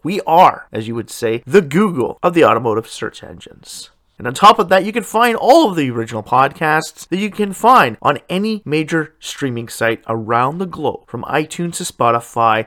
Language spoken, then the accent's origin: English; Canada; my home country